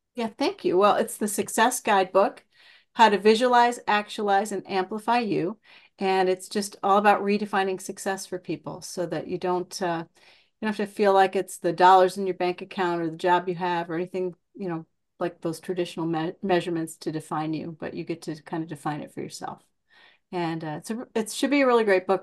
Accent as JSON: {"language": "English", "region": "Iowa", "country": "United States", "said": "I'm from Iowa"}